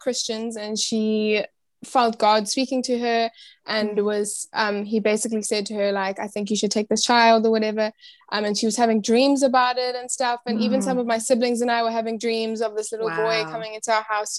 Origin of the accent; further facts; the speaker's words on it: Cape Town, Western Cape, South Africa; I'm from South Africa, Cape Town, South Africa.